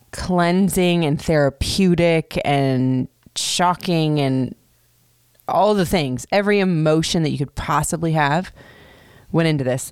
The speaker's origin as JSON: {"language": "English", "region": "Florida", "country": "United States", "tie": "born or raised there", "also_born_or_lived": "Michigan", "moved": "yes", "said": "growing up in Florida, and even though I haven't been there in a long time"}